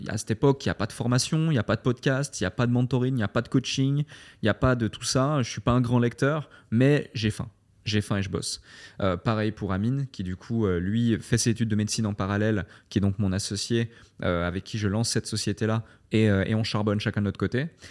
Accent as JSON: {"language": "French", "country": "Switzerland", "tie": "born or raised there", "also_born_or_lived": "London, United Kingdom", "moved": "as an adult", "lives_now": "Dubai, United Arab Emirates", "said": "je suis né en Suisse, j'ai fait mes écoles en Suisse, ma formation en Suisse"}